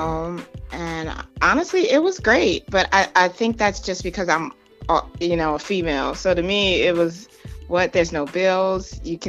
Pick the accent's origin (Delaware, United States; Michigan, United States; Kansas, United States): Delaware, United States; Wilmington; moved away as an adult; also born or lived in Virginia; I'm from Delaware.